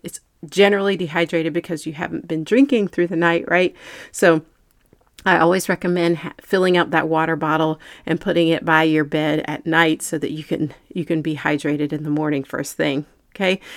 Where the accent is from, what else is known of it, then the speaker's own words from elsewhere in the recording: North Carolina, United States; also born or lived in Manhattan, New York; I grew up in North Carolina